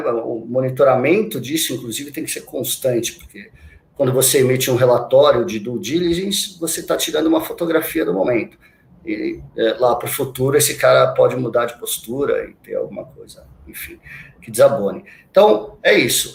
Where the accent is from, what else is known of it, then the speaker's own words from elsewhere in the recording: Santos, São Paulo, Brazil; moved away as an adult; eu sou de Santos, né? Sou natural de Santos. Eu vivi lá quase toda a minha vida, até meus vinte e cinco anos